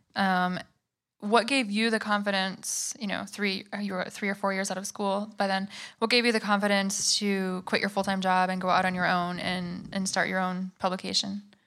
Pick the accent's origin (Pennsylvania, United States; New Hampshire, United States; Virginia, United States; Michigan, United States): Michigan, United States; now in New York, United States; We're both from Michigan